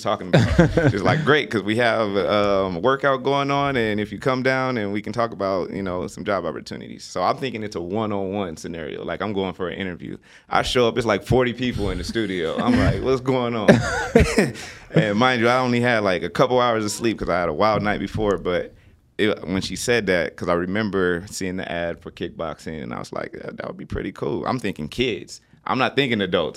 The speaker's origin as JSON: {"language": "English", "town": "Los Angeles", "region": "California", "country": "United States", "moved": "yes", "said": "I'm also from Los Angeles."}